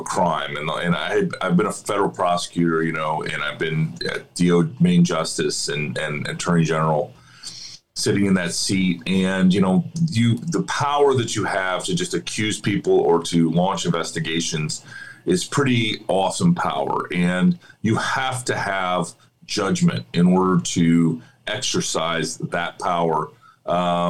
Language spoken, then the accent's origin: English; Iowa, United States; my home state of Iowa